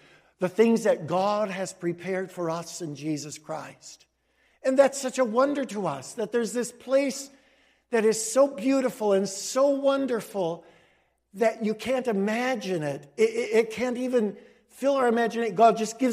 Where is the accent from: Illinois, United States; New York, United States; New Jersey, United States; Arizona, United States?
Illinois, United States; Cicero; also born or lived in Denver, Colorado; when I grew up in Cicero